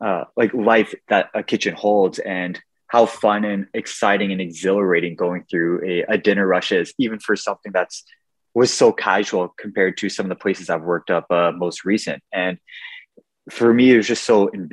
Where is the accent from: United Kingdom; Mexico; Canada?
Canada; Ottawa, Ontario; I'm born and raised in Ottawa